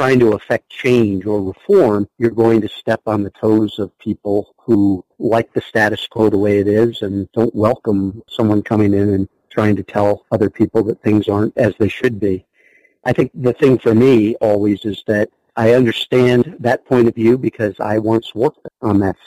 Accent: United States; also born or lived in Ohio / Philadelphia area / upstate New York; now in Wisconsin, United States; grew up in the Philadelphia area in upstate New York

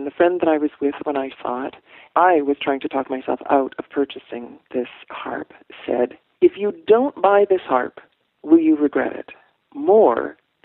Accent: Canada; moved away as an adult; also born or lived in Canadian Prairies / West Coast of Canada; now in Oakland, United States; I'm a Canadian. I grew up on the prairies and on the West Coast. I moved here to marry Tony

